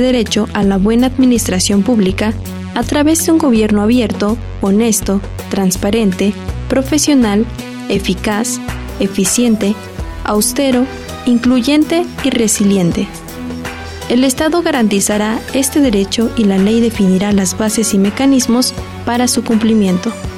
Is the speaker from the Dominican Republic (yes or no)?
no; Oaxaca, Mexico; yo que toda la vida he estudiado en escuela pública en el estado de Oaxaca